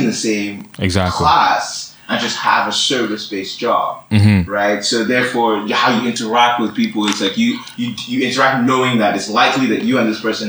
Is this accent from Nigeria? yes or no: yes; Nigeria; now in Canada; I'm Nigerian.